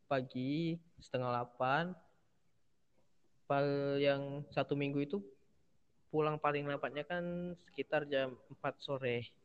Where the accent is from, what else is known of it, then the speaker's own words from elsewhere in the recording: Bengkulu, Indonesia; now in Yogyakarta, Indonesia; Hmm, aku anak rantau dari Bengkulu, Mas.